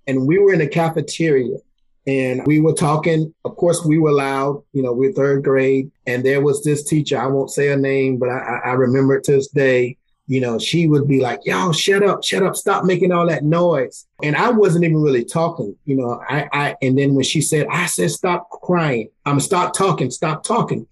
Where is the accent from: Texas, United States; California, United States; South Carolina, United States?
South Carolina, United States; moved away; I'm born and raised in South Carolina, which is four hours from where I live now.